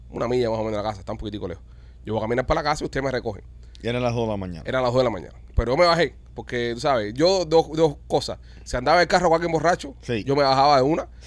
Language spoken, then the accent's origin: Spanish; Cuba; moved away; yo me acuerdo cuando yo vine de Cuba, yo vine con un parol, yo no vine con, residencia, no tenía papeles.